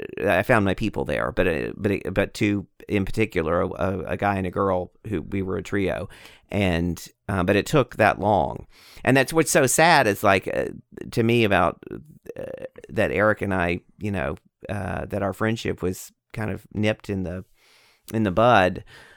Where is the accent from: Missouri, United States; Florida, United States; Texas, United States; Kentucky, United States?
Texas, United States; also born or lived in New York; And then I started writing a memoir about my alcoholism and about growing up in Texas. And you know, it's half of it's Texas and then half in New York.